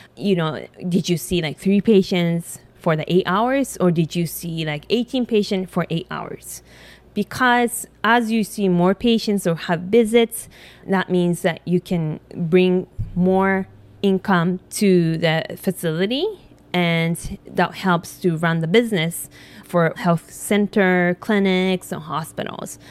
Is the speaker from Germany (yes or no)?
no; Japan; English is a second language; moved away as an adult; now in United States; I was born and raised in Japan.